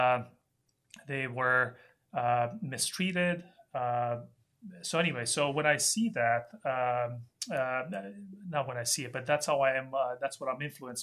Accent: Romania; moved away; I grew up in Romania, and we came here in 1983 when Romania was still a communist country

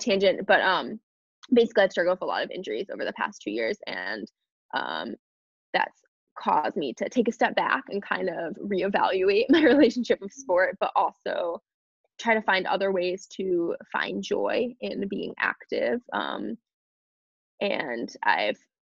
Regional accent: New York, United States; moved away; I'll probably be moving to New York, which is where I'm originally from. I was born in New York

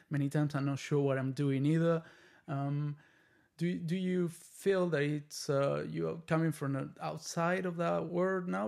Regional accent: Argentina; now in United States; I'm from Argentina

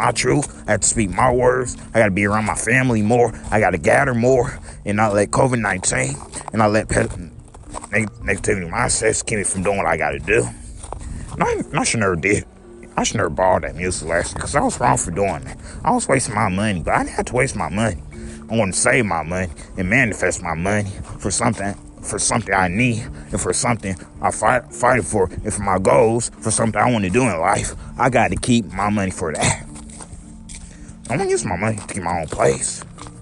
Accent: United States; I love our country. I love our country. Because I'm an American

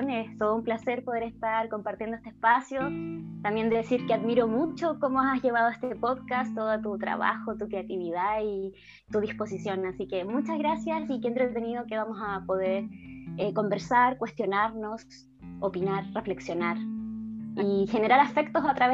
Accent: Illapel, Coquimbo, Chile; born there; now in Santiago, Chile; volví al pueblo donde yo nací, de donde también es como todas mis antepasados son desde ese lugar que es Illapel, que está en la cuarta región.

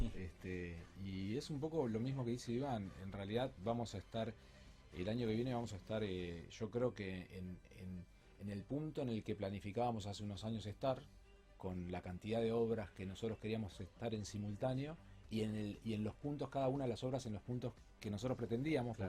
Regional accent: Uruguay; moved away as an adult; now in Rosario, Argentina; yo no, soy no soy rosarino, yo soy uruguayo, en realidad vivo en Rosario hace 18 años

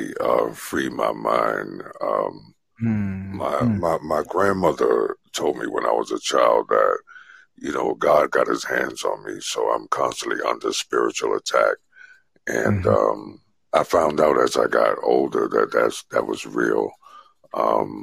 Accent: New York City, New York, United States; I'm born and raised in the Bronx, New York City

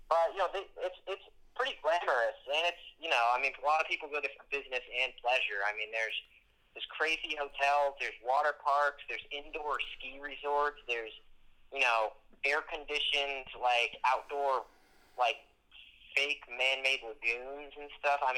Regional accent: United States; I'm an American

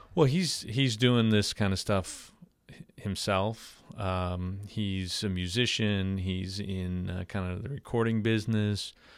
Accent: Long Island, New York, United States; moved away as an adult; now in Slidell, United States; I'm originally from New York, born and raised Long Island, New York

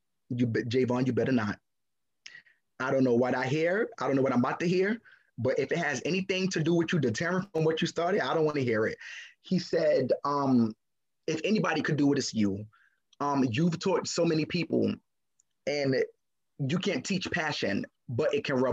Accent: New York City, New York, United States; also born or lived in Crown Heights; I was raised in East New York

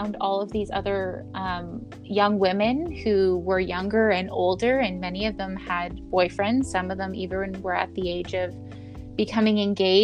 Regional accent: Canada; I became as a Canadian representative for those pageants

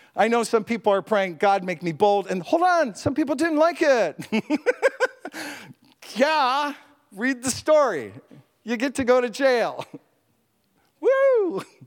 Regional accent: Canada; as a Canadian

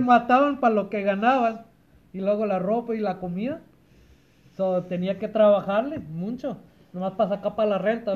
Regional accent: Compton, California, United States; also born or lived in Lynwood, California; Nací aquí en esta tierra caliente de Estados Unidos. El desierto alto no, pero en la tierra caliente que digo Compton, California.

